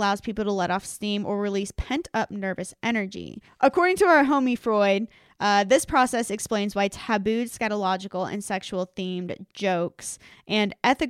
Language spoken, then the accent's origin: English; the South, United States; accent: Southern; I'm actually from the South.